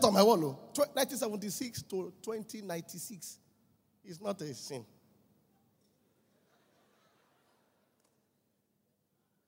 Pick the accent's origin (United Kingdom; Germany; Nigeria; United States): Nigeria; Mile 2 Estate, Lagos; I grew up with him in Mile 2 Estate